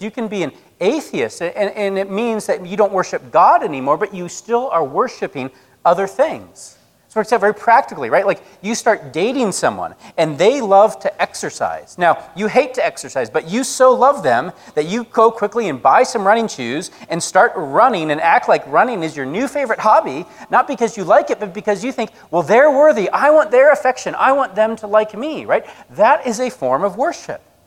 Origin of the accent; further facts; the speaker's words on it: Colorado, United States; moved away; Where I grew up in Colorado, it was like a feature of every summer